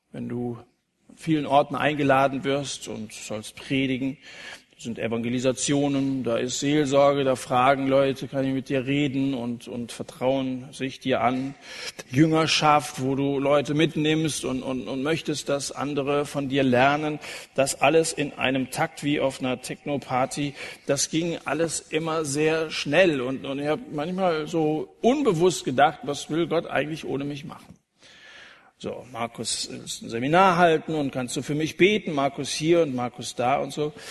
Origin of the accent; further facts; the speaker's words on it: Dillenburg, Hesse, Germany; Ich liebe meine Heimatstadt Dillenburg.